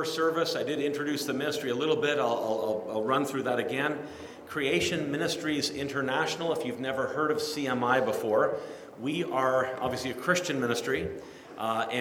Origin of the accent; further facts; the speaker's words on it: Kitchener, Ontario, Canada; I was born in Kitchener, Ontario, lived there all my life